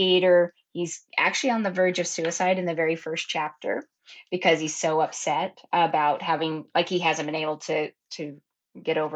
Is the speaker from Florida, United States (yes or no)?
no; Oregon coast, United States; I grew up down at the Oregon coast